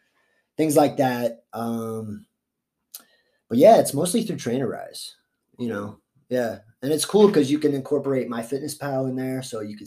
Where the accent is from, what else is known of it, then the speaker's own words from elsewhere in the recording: Florida, United States; I'm a Florida boy. So I grew up half in Florida, half here.